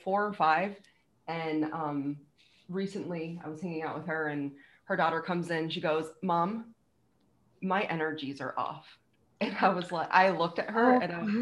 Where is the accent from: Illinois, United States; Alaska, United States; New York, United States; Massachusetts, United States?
Massachusetts, United States; Western; we're from Western Massachusetts. So like the Springfield-ish area